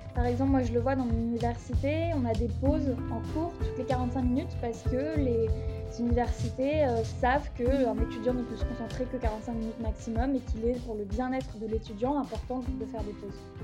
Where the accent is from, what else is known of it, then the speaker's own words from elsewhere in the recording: Paris, Île-de-France, France; moved away as an adult; now in Copenhagen, Denmark; je suis parisienne, j'ai vécu à Paris, j'ai grandi à Paris, j'ai fait mes études à Paris